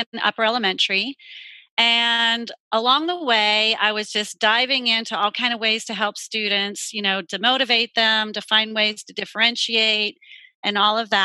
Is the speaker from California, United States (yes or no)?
no; Pittsburgh, Pennsylvania, United States; now in Charlotte, United States; I'm not originally from here. I'm originally from Pittsburgh, Pennsylvania. But I've been down here for 20 years.